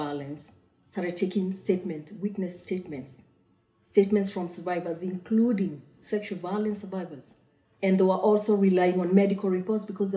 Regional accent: Kenya; I'm Kenyan

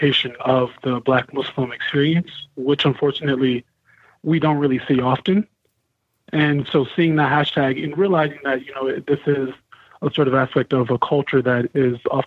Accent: Minnesota, United States; I'm from Minnesota

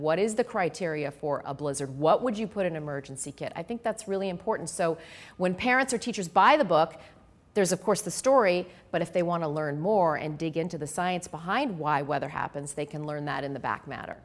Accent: Canada; moved away; I grew up in Canada where we had a lot of winter storms

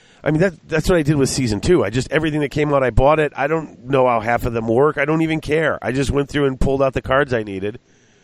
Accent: United States; I'm an American

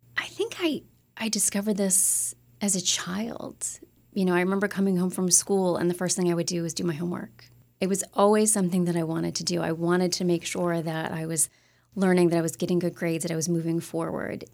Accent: Upstate New York, United States; I grew up in upstate New York

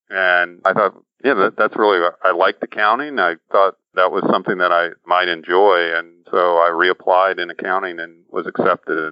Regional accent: Fullerton, California, United States; I grew up in Fullerton, California, outside of Los Angeles

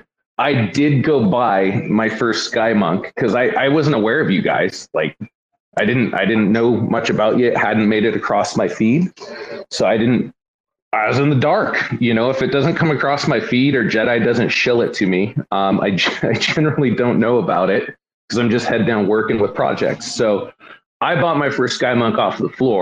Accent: West Coast, United States; I've lived on the West Coast like my whole life

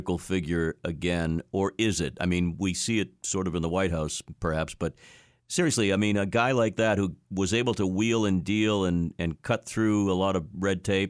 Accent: Boston, Massachusetts, United States; I grew up in Boston

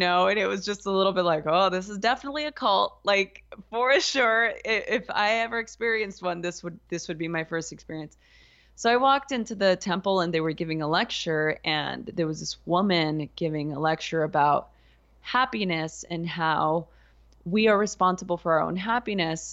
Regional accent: Los Angeles, California, United States; I grew up in East Los Angeles during the L A riots

